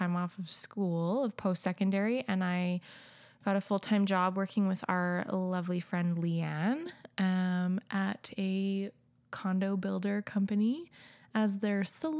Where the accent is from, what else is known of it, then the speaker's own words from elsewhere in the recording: Regina, Saskatchewan, Canada; born there; I was born in Saskatchewan. I was born in Regina specifically. We lived there.